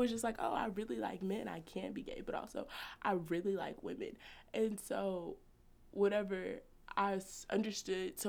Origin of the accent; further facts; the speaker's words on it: Trinidad & Tobago; I'm Trinidadian